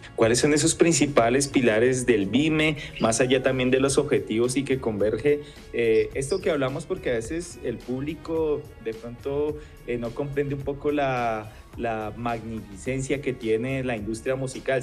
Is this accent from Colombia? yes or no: yes; Colombia; como colombianos